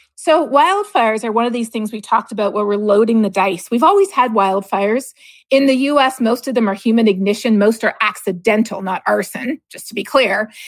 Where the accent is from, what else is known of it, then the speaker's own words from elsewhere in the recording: Canada; growing up in Canada